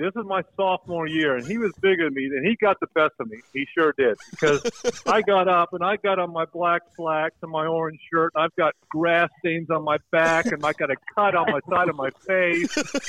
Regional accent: Oklahoma, United States; And, you know, we're all from Oklahoma. We've all wrestled.

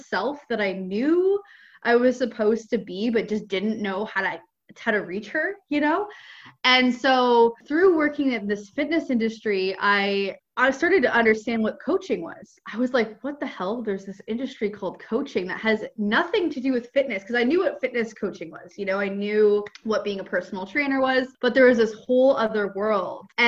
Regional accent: Ontario, Canada; moved away as an adult; I'm from Canada. I grew up in Ontario

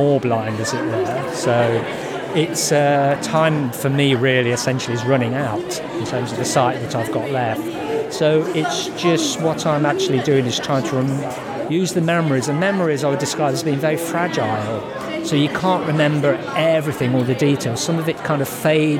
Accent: Ironbridge, West Midlands, United Kingdom; And I'm from Ironbridge

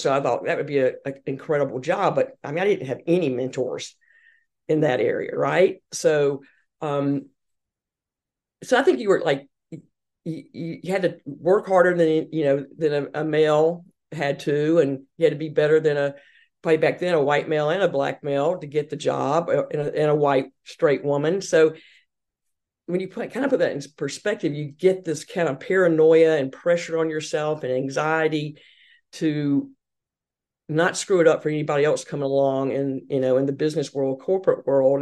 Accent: Hartsville, South Carolina, United States; accent: Southern; moved away as an adult; also born or lived in Boston; growing up in the South, in Hartsville, South Carolina

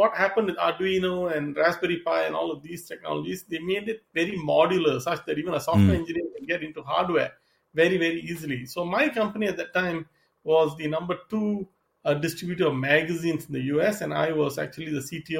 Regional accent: Singapore; moved away as an adult; also born or lived in East Coast, United States / Seattle / Southern California; now in United States; I'm originally from Singapore. I came to the U.S. to study and then started my career on the East Coast.

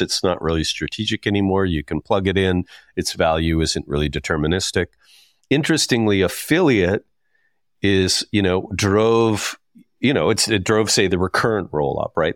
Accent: Saskatchewan, Canada; I'm from Saskatchewan

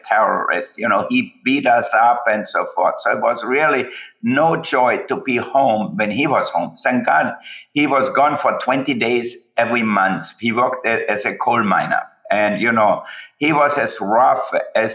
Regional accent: Austria; moved away; I was born in Austria.

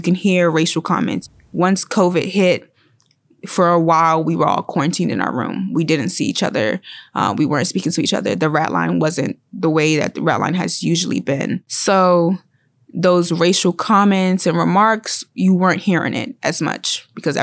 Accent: Washington, District of Columbia, United States; I am from Washington, D.C., the actual city

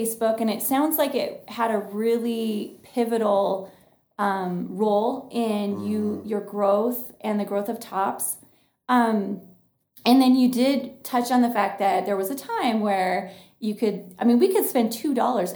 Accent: Washington, United States; also born or lived in Austin, Texas; now in Billings, United States; we are from Washington State, and then we lived in Austin

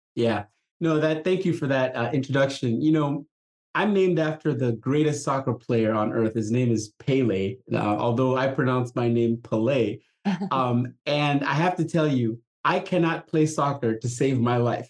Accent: Nigeria; moved away; I grew up in Africa. Uh, I was a brand new young little child in, in the late 60s when there was a, a civil war happening in my country. Country it was it was, called Biafra. It was trying to break away from the parent company uh, country called uh, Nigeria

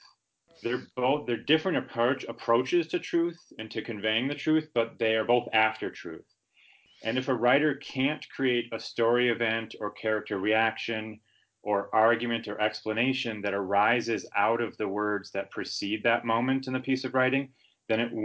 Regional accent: Madison, Wisconsin, United States; I hail from Madison, Wisconsin, which is a mid-sized city about 2.5 hours drive northwest of Chicago

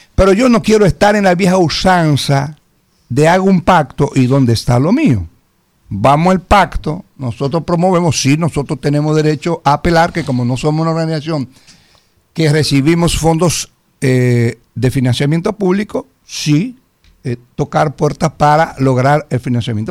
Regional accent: Santiago de los Caballeros, Santiago, Dominican Republic; la zona donde yo crecí, la zona después del puente hermano Patiño

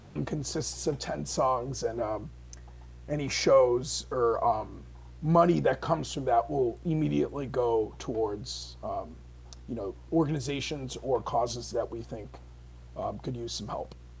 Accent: Holyoke, Massachusetts, United States; also born or lived in Palmer, Massachusetts; I was moved from Holyoke to Palmer

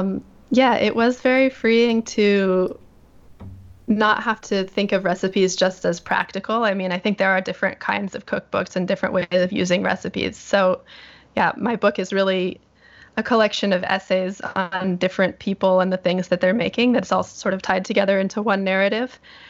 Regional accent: North Bend, Washington, United States; moved away as an adult; also born or lived in New York / Yamanaka, Japan; I grew up in a small town outside of Seattle called North Bend, which anybody who remembers the Twin Peaks TV show, the opening credits to that show, that's my hometown.

